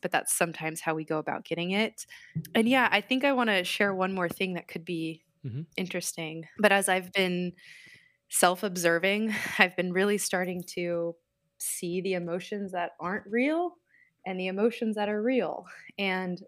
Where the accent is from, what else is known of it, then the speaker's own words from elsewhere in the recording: Southern California, United States; moved away as an adult; also born or lived in Portland, Oregon; now in Iowa City, United States; I grew up in Southern California, but spent most of my adult life in Portland, Oregon. But now I'm located in the Midwest, Iowa City, Iowa